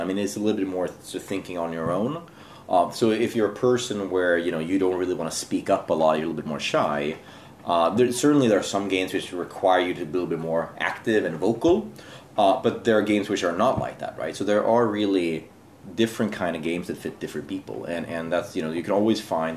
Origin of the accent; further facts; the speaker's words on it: Sweden; moved away as an adult; now in Jakarta, Indonesia; I'm from Sweden originally. Um, I um, I'm now working here in Jakarta for Business Sweden